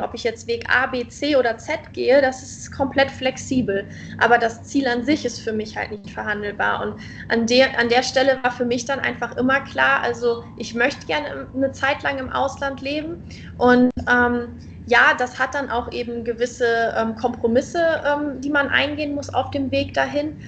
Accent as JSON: {"language": "German", "country": "Germany", "moved": "as an adult", "lives_now": "Indonesia", "said": "als Deutscher"}